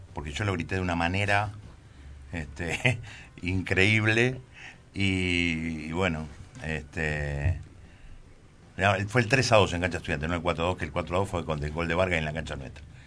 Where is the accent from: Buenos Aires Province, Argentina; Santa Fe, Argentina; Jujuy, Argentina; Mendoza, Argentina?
Buenos Aires Province, Argentina; Berisso; Yo nací en Berizo.